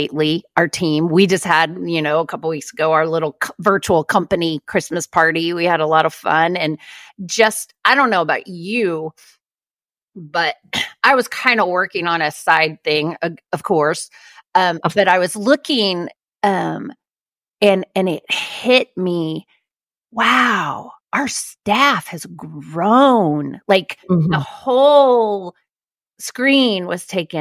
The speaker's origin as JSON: {"language": "English", "region": "Oklahoma", "country": "United States", "tie": "born or raised there", "said": "I was raised in Oklahoma"}